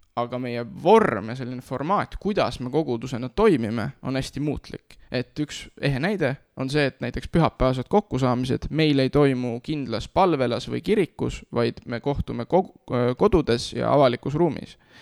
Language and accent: Estonian; Nõo, Tartu County, Estonia; moved away; ma tulen eh, Nõost, selles mõttes, et ma kasvasin üles Nõos